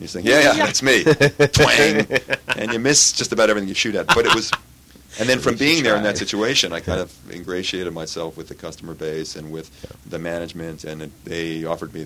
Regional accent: Canada; moved away; I was born here, but I grew up in Canada.

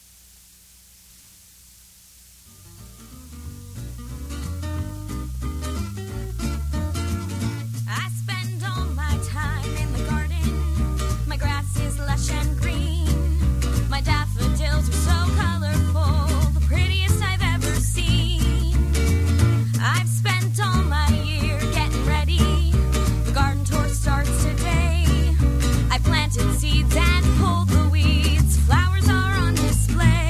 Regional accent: New York City, New York, United States; I'm a city boy. I grew up in New York City

